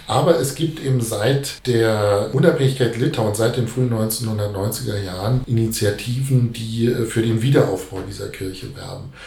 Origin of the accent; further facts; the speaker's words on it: Germany; bei uns in Deutschland